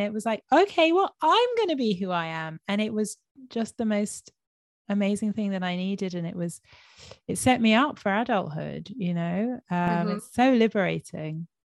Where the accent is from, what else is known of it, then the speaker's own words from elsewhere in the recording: London, United Kingdom; moved away as an adult; also born or lived in Israel; when I was growing up in London